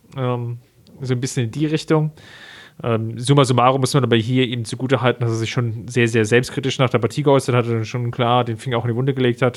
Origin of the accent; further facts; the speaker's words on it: Germany; als, als Mitteleuropäer, als Deutsche